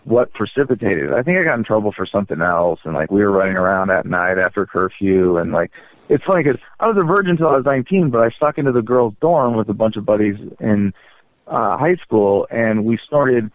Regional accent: Bay Area, San Francisco suburbs, California, United States; I sort of grew up in the Bay Area, in nice suburbs of San Francisco, in between San Francisco and San Jose, San Mateo, Burlingame, Burlingame Hills, Atherton for a while

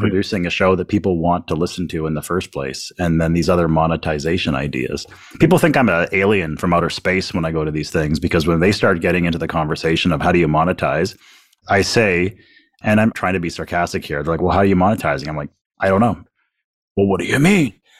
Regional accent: Canada; I'm sitting here as a Canadian

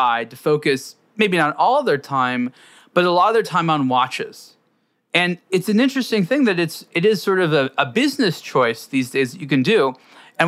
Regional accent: Los Angeles, California, United States; where I grew up here in Los Angeles

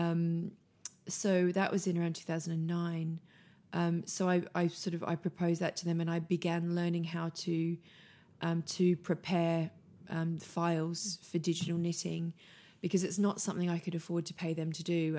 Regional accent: Australia; moved away as an adult; now in London, United Kingdom; I grew up on a farm, um, in, in rural Australia, um, a wool farm, actually.

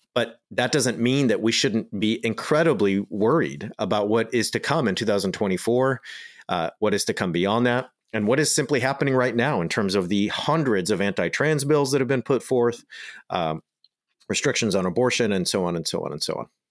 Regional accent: United States; I'm just an American

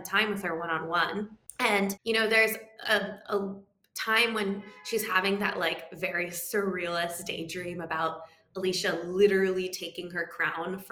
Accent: New York City, New York, United States; I grew up in New York City, so not in Westchester

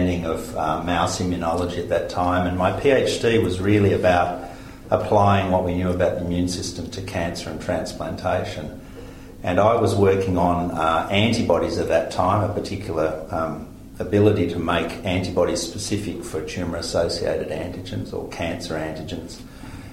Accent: Victoria, Australia; moved away as an adult; now in Queensland, Australia; I grew up largely in Victoria, lived in Victoria most of my life, and only recently moved to Queensland.

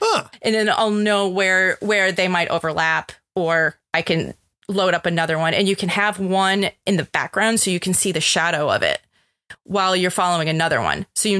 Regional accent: Colorado, United States; I'm from Colorado. You know, I mean, like to me, I used to be able just to look at the mountains, say, oh, west, I'm going to go west.

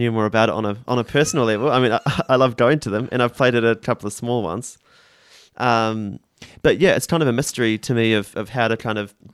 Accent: New Zealand; think definitely being tenacious and backing yourself is super important, which I guess is difficult as a Kiwi or it doesn't come naturally.

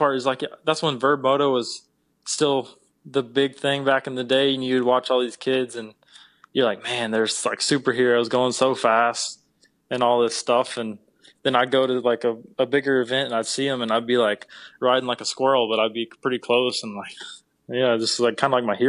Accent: North Carolina, United States; Yes, sir. I was Western North Carolina.

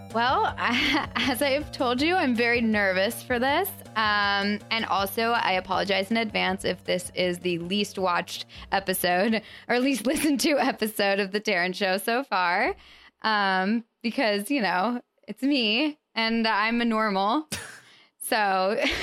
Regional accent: Colorado, United States; moved away; I'm from Colorado

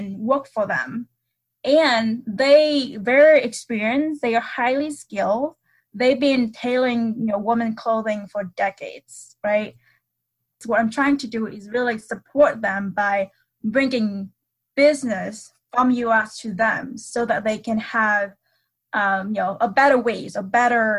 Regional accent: Vietnam; moved away as an adult; also born or lived in United States; now in Bloomington, United States; I grew up in Vietnam and I moved to the U.S. in 2011 for college.

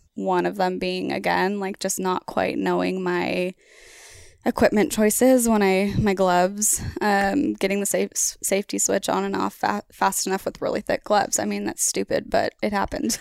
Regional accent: Oregon, United States; I'm from Oregon

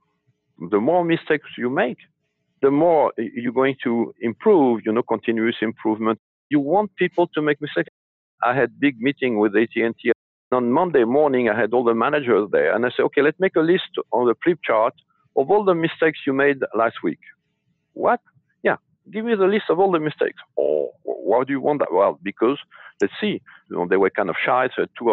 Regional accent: France; moved away; I was born in France and raised in France

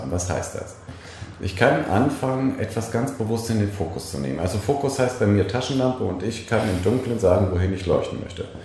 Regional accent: Bremen, Germany; ich komme aus Bremen diesbezüglich

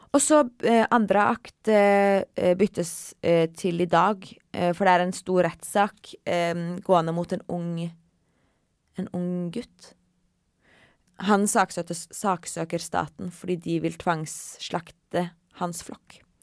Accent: Kautokeino, Finnmark, Norway; jeg kommer fra Kautokeino

